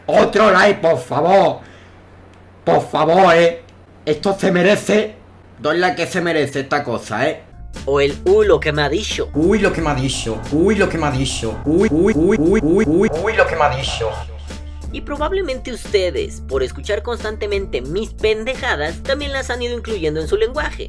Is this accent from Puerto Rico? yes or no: no; Mexico; nosotros como vapeadores mexicanos